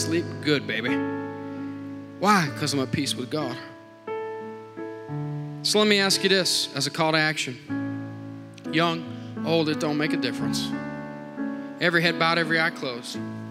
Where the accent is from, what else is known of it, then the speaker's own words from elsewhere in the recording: Montdale, United States; I grew up in Montdale